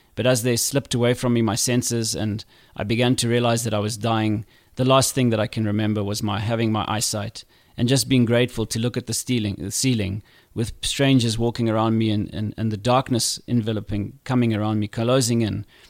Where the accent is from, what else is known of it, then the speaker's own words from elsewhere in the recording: Zimbabwe; Growing up in Zimbabwe was not easy as a kid.